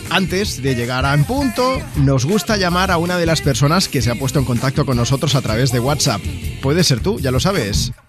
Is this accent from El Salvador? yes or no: no; Catalonia, Spain; now in Ireland; Eh, sí, es que yo soy catalán y aquí tapas ponen pocas muchas veces.